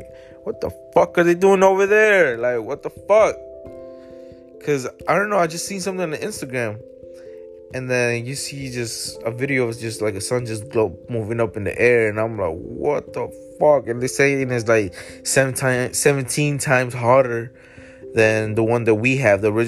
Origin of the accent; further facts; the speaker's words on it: Florida, United States; We're from Florida